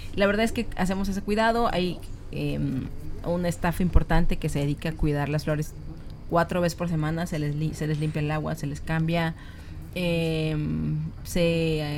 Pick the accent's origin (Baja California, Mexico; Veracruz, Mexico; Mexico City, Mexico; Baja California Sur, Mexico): Veracruz, Mexico; Minatitlán; moved away; Yo soy de Minatitlán, Veracruz